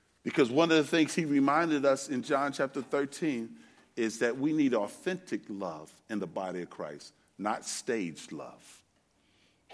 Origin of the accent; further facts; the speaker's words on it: New York City, New York, United States; I'm from Brooklyn, New York. That's where I was born and raised